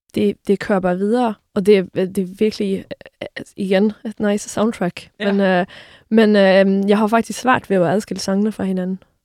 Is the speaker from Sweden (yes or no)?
yes; Sweden; moved away; nu er jeg jo svensker her